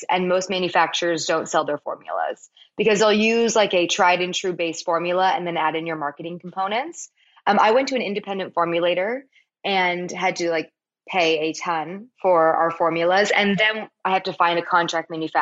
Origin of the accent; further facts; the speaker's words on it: Palos Verdes, California, United States; my hometown of Palos Verdes